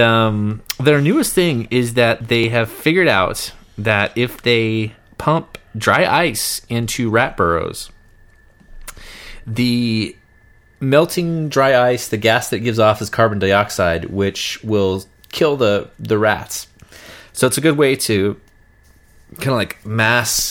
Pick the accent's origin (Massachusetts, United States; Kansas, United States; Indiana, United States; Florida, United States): Kansas, United States; we're from Kansas